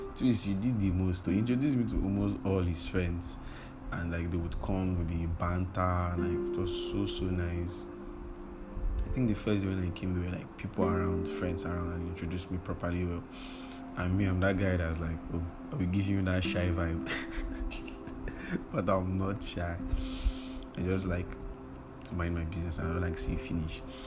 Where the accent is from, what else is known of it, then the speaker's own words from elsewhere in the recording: Lagos, Nigeria; I grew up in Lagos